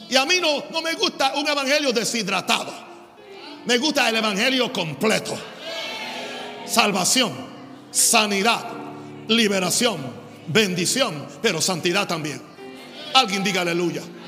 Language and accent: Spanish; United States; en mi país, Estados Unidos